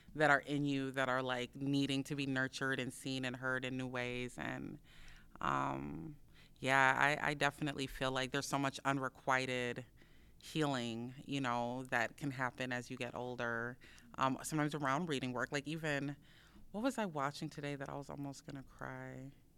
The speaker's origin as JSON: {"language": "English", "town": "Minneapolis", "region": "Minnesota", "country": "United States", "tie": "born or raised there", "said": "I grew up in South Minneapolis, um, and Phillips, between Phillips and Potterhorn"}